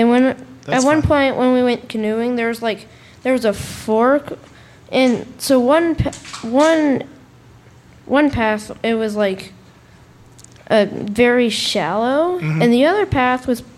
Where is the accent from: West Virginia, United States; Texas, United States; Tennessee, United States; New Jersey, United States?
Tennessee, United States; Nashville